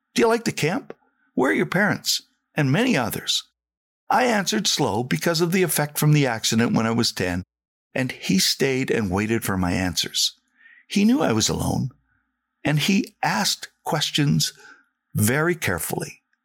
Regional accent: Saskatchewan, Canada; moved away; I was the kid from Saskatchewan

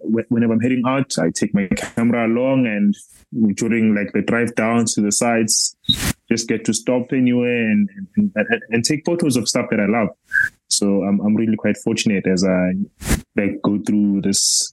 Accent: Johannesburg, Gauteng, South Africa; I was born in the vibrant township of Soweto. I've lived here all my life

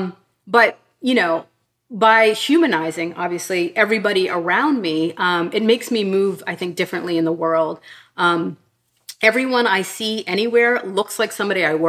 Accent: Pittsburgh, Pennsylvania, United States; moved away; I grew up in Pittsburgh in a very sort of Black and white space. And when I left Pittsburgh

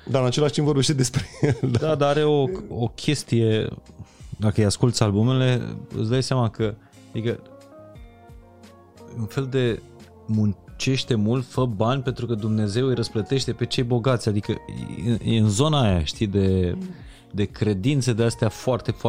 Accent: Transylvania, Romania; Cine observă că eu sunt ardelean?

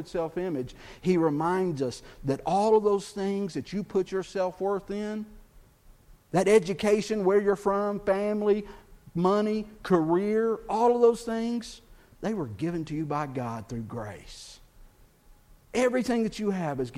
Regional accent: Texas, United States; I'm from Texas

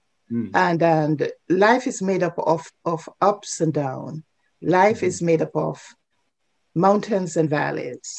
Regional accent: Saint Elizabeth, Jamaica; moved away as an adult; now in British Columbia, Canada; I grew up in St. Elizabeth where we would travel on the train

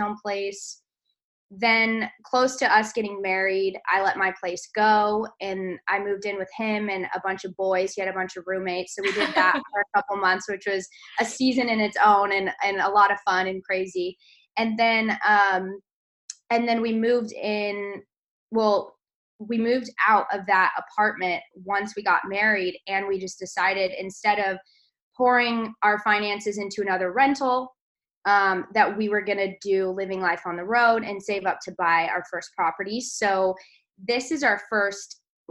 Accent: California, United States; I was born in California, raised in California.

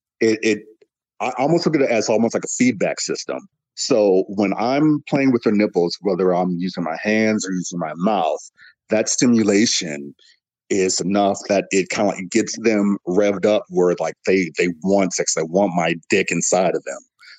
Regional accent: Midwest, United States; The Midwest, essentially. Okay. I've kind of like my family moved around or whatever like that. So I'd say like basically Midwest.

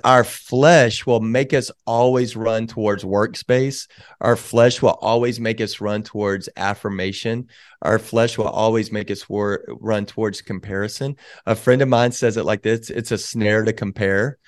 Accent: Waco, Texas, United States; I grew up in Waco

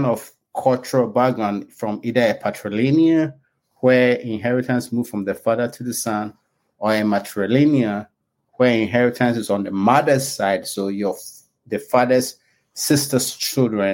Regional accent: Ghana; also born or lived in England / Canada; now in Virginia, United States; I was born in Ghana before I went to school in England and Canada

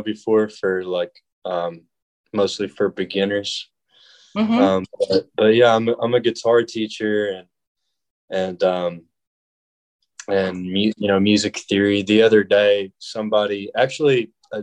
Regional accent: Cumberland Gap, Tennessee, United States; moved away as an adult; also born or lived in Louisville, Kentucky; now in Murfreesboro, United States; I'm originally from Tennessee, from Cumberland Gap in the eastern part of the state. And so I grew up there

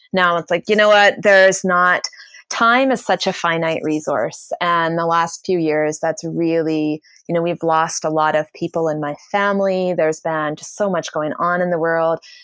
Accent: Canada; I'm Canadian, I apologize for everything, it's just what we

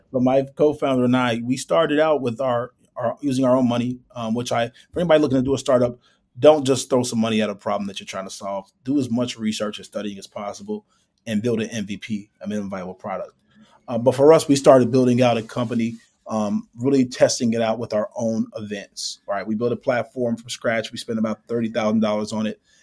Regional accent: Chicago, Illinois, United States; actually born and raised in Chicago, grew up on the north side, uh, lived on the south side and west side as well.

